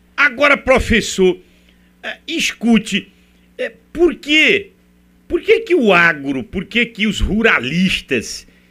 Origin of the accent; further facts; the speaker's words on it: Brazil; nós que somos brasileiros